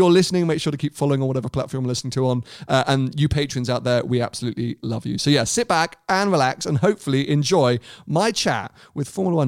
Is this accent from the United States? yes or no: no; Monaco; growing up in Monaco, you are literally surrounded by Ferraris because they are every other car.